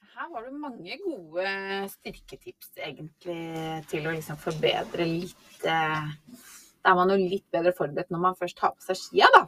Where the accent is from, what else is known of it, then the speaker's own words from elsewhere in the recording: Norway; Som nordmann